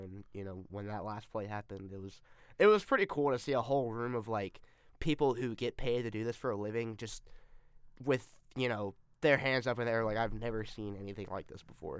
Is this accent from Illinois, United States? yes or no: no; Atlanta, Georgia, United States; I'm from Atlanta and I used to, as a kid, go to every Tech game that was played in Atlanta. And then also, I had my high school graduation there.